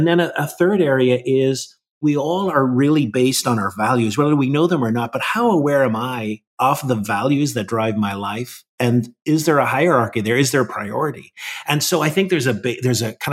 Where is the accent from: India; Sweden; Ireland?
Ireland; part of my spirituality is very much grounded in where I grew up in Ireland